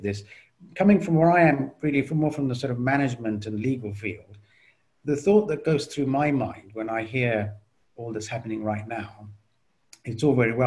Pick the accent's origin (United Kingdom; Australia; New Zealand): United Kingdom; I'm myself British